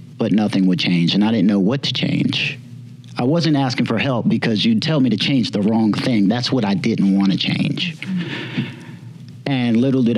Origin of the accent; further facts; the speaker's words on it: Summerville, South Carolina, United States; I am from Somerville, South Carolina.